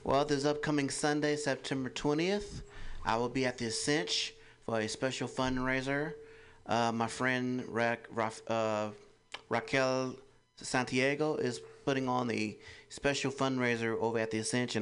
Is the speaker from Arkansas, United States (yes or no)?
no; Los Angeles, California, United States; now in Oakland, United States; I'm originally from Los Angeles, born and raised.